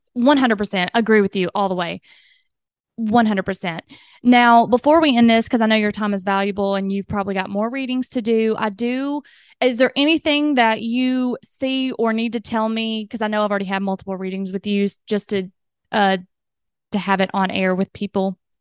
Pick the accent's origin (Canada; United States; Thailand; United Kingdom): United States; the South; accent: southern; my southern accent